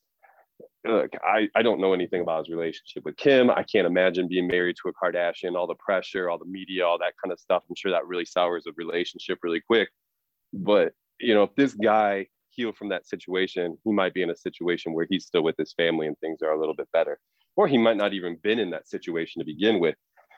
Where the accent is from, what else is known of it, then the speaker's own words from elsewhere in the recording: Illinois, United States; this was somebody, you know, growing up in the Midwest, especially outside of Chicago.